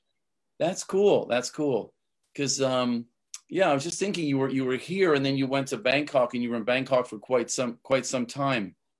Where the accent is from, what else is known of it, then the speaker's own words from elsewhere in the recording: Canada; I'm from Canada